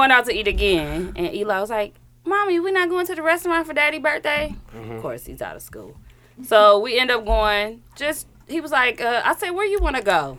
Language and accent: English; the South, United States; I'm from the South, so I say set and sat